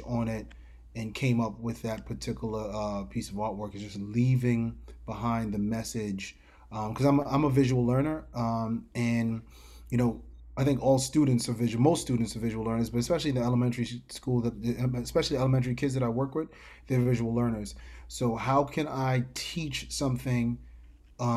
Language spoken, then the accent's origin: English; New York City, New York, United States; growing up in New York City